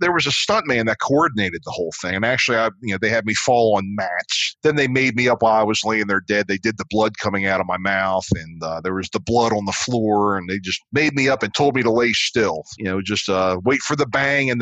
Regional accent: Dundalk, Maryland, United States; I grew up in Dundalk, a suburb outside.

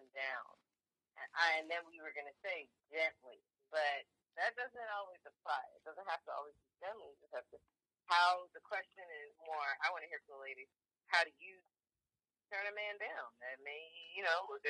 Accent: New Jersey, United States; I'm from Jersey

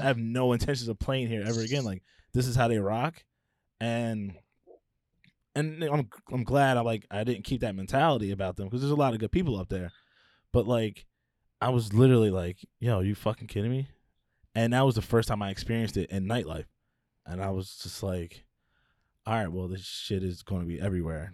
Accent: Philadelphia, Pennsylvania, United States; I grew up in Philly, right? A lot of my life, I lived in the suburbs

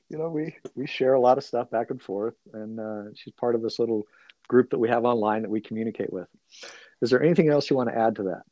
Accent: California, United States; being a Californian

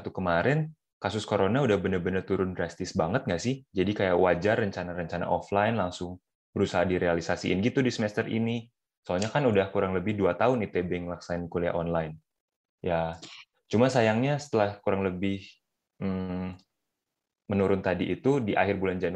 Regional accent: Bandung, West Java, Indonesia; Gue dari lahir udah tinggal di Bandung, Mer.

